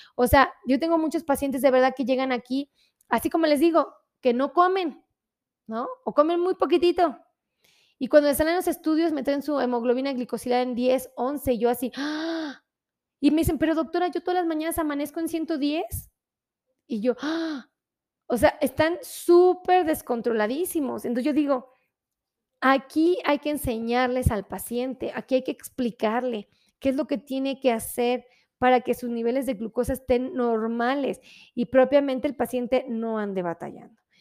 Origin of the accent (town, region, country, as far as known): Mexico